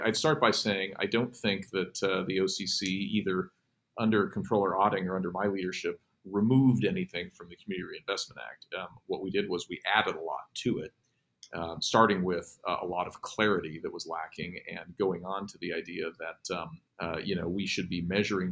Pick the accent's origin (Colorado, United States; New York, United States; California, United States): Colorado, United States; Pueblo; I'm from Pueblo, Colorado